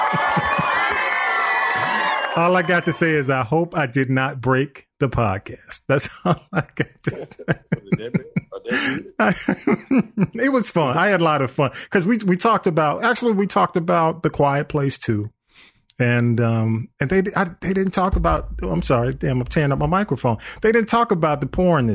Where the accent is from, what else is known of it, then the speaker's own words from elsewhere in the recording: East Point, Georgia, United States; my hometown of East Point